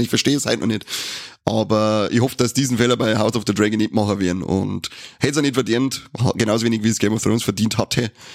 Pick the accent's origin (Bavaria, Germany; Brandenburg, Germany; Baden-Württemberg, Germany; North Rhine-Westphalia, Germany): Bavaria, Germany; bei uns in Bayern